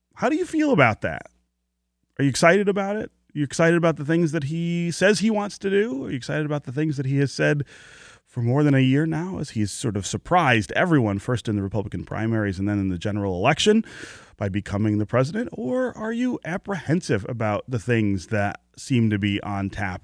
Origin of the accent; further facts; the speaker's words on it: United States; being an American